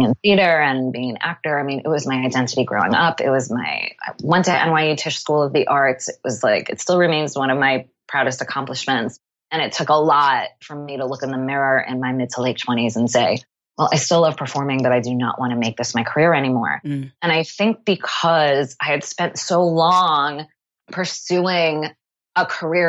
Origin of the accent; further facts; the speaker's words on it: Long Island, New York, United States; moved away as an adult; now in Montclair, United States; I grew up on Long Island